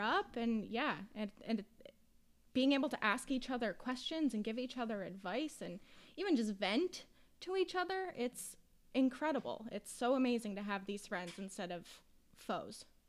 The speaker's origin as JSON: {"language": "English", "region": "Western Massachusetts", "country": "United States", "said": "I'm from Western Mass"}